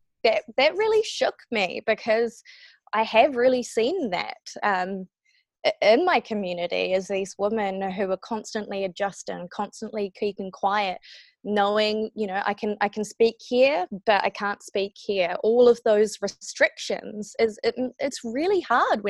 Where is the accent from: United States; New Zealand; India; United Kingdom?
New Zealand; I was trying to fit into, you know, I guess fit in with my Kiwi peers